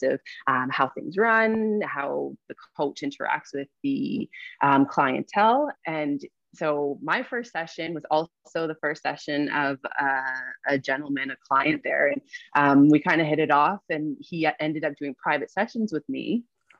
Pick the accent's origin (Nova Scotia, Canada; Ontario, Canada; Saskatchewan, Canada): Ontario, Canada; Burlington; also born or lived in Hamilton, Canada / Ottawa, Canada; I'm from Burlington. So I came back to Burlington